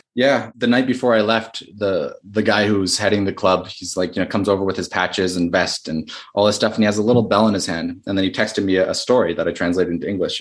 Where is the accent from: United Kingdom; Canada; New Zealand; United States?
Canada; I'm Canadian